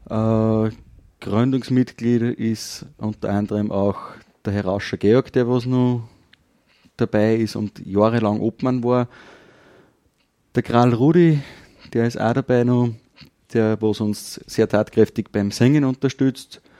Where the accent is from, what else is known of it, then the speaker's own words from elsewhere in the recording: Kirchdorf, Upper Austria, Austria; Geboren und aufgewachsen bin ich in Kirchdorf und ja, arbeiten tue ich als Landwirt